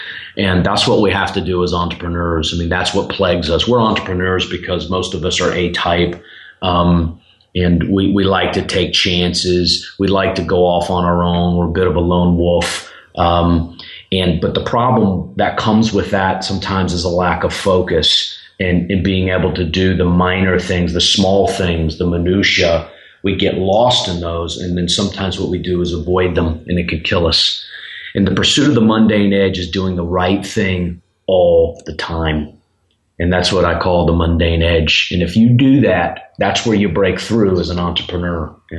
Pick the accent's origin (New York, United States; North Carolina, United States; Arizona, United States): North Carolina, United States; Charlotte; also born or lived in Boston / Birmingham; now in Nashville, United States; I'm originally from Charlotte, North Carolina. I live here in Nashville now. I've been here for 11 years with short stops in Boston, Massachusetts, and Birmingham, Alabama